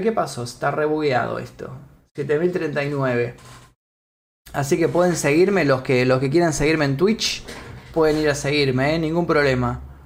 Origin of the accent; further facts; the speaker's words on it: Argentina; Yo también nací en Argentina. También nací acá en Argentina